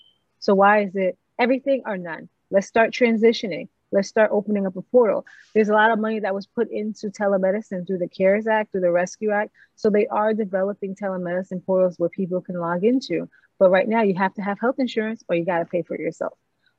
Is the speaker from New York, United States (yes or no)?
yes; New York, United States; also born or lived in Miramar, Florida; I grew up in New York and in Miramar in Broward.